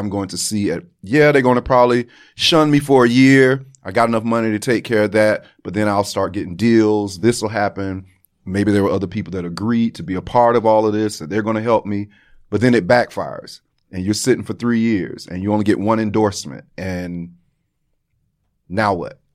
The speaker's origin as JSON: {"language": "English", "region": "Florida", "country": "United States", "said": "I am from Florida"}